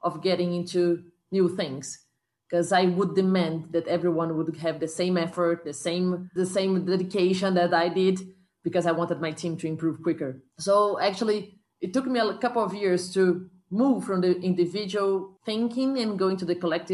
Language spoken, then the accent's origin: English; Brazil; my hometown